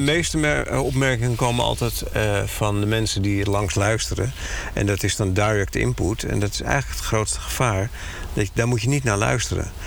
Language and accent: Dutch; Netherlands; wij als Nederlander